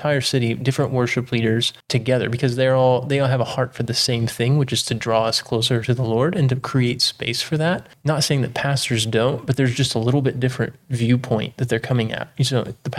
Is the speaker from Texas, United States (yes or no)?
yes; East Texas, United States; I grew up in East Texas